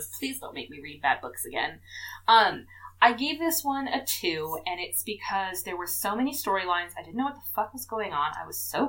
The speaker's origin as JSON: {"language": "English", "country": "United States", "said": "Okay, but we're American"}